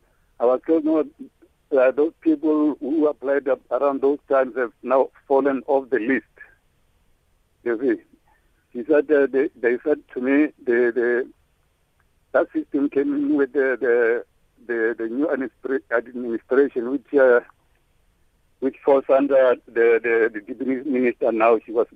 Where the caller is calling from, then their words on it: Seshego, Limpopo, South Africa; I'm calling from Seshego. I'm a 65-year-old man